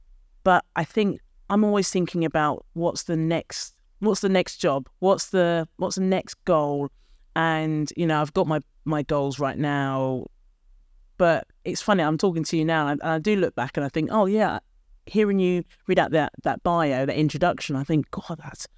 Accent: Edmonton, London, United Kingdom; I grew up in a very deprived area, council estate

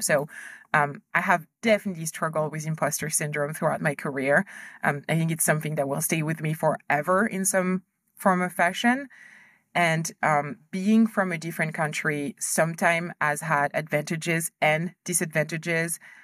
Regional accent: France; moved away as an adult; also born or lived in Ivory Coast / United States / Germany / Hong Kong; we moved to France when I was a kid, so I went to school there

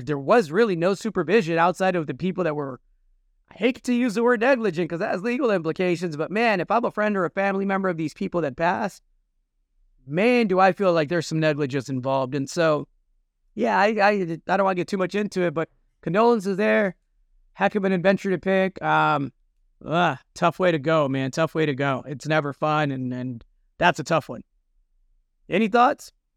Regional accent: United States; I'm Mexican American. I come from two Mexican parents from Zacatecas. I was born in this country

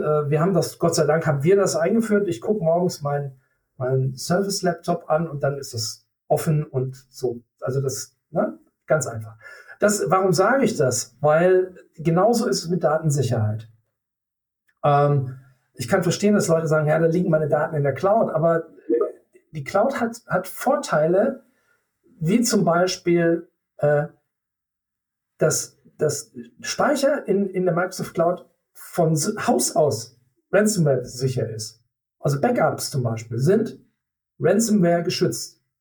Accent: Germany; wir als Deutsche

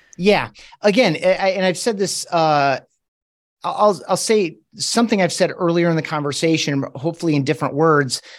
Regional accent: Grand Rapids, Michigan, United States; moved away as an adult; now in Colorado Springs, United States; I grew up in Grand Rapids, Michigan

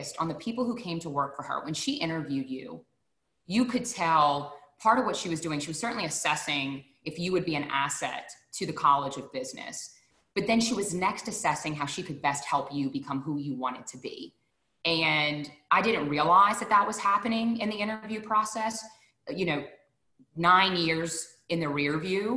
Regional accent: Deep South, United States; I'm from the Deep South.

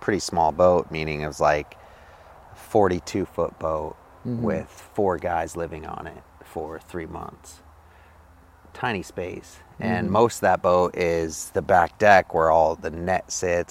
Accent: Homer, Alaska, United States; I grew up here in Homer, Alaska, born and raised

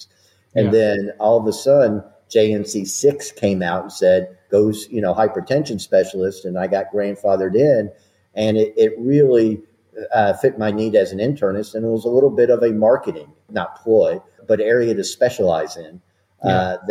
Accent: Nashville, Tennessee, United States; moved away as an adult; now in Virginia Beach, United States; I'm born and raised in Nashville

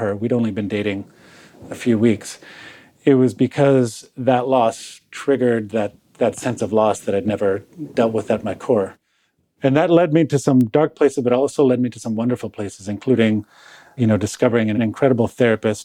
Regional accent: Toronto, Ontario, Canada; So I was born in Toronto, Canada, child of two recent immigrants from Croatia, or Yugoslavia, as it was called back then

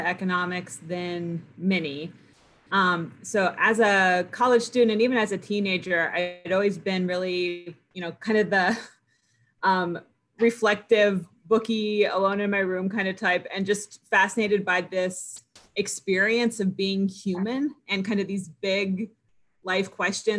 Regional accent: United States; we're all relatively privileged growing up in the United States.

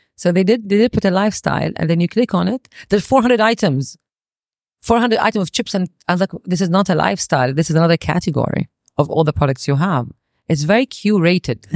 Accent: Saudi Arabia; growing up in Saudi

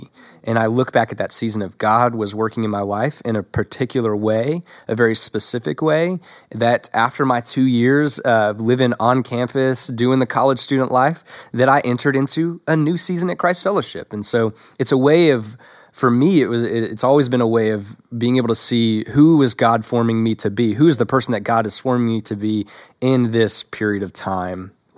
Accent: the South, United States; accent: Southern; I went through a season of ridding myself of my Southern accent

